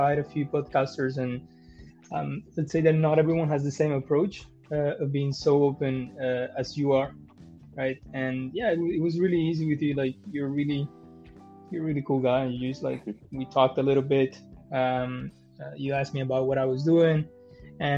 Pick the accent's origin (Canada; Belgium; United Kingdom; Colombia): Colombia; moved away; also born or lived in Germany / Geneva; I'm from Colombia